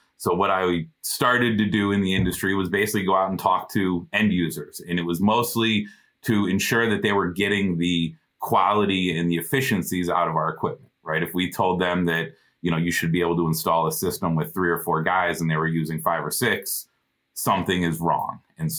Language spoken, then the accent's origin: English; Illinois, United States; So I grew up in the Chicagoland area, born and raised. Same town that my mom grew up, same town my grandpa grew up.